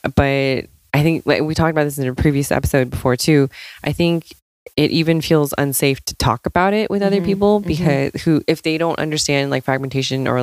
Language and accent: English; United States; Asian American people